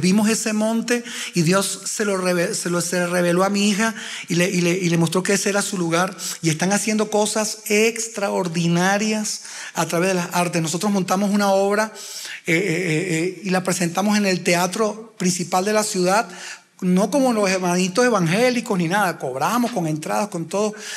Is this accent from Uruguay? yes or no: yes; Uruguay; now in Venezuela; Yo no nací en Venezuela, mi esposa tampoco, yo uruguayo